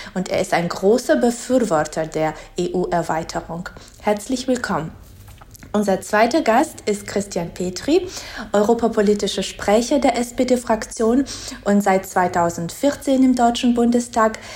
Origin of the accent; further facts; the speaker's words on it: Georgia; moved away; als gebürtige Georgierin